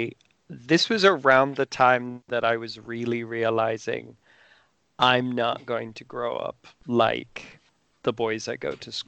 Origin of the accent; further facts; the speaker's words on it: Ireland; I'm Irish. I went to an Irish school.